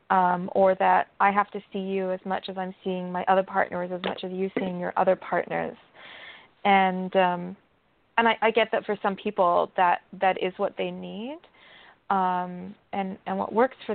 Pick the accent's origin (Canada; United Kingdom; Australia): United Kingdom; England; you know, I, I, I grew up in England and, uh, for part of my life